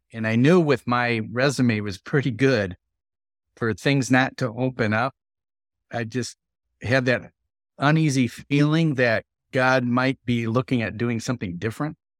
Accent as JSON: {"language": "English", "region": "southern Wisconsin", "country": "United States", "tie": "born or raised there", "said": "I was born and raised in this southern Wisconsin"}